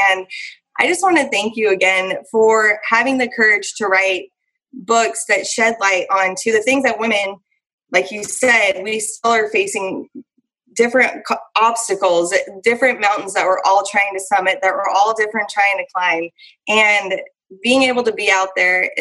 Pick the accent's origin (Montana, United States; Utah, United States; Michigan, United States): Montana, United States; moved away; also born or lived in Idaho; I grew up in Montana and Idaho